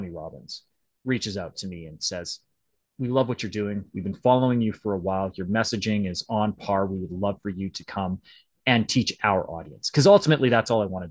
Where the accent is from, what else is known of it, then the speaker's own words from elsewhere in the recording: Western Canada, Canada; I'm Canadian, so French is like, I should know French, but I grew up in Western Canada